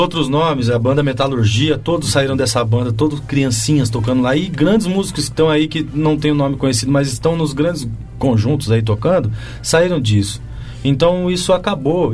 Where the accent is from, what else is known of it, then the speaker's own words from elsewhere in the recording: Chavantes, São Paulo, Brazil; moved away; also born or lived in Tatuí; a banda municipal lá de Chavantes, que é a minha cidade natal